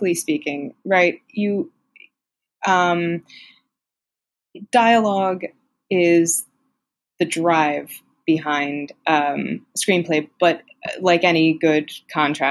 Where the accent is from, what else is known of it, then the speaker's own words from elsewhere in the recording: United States; I'm American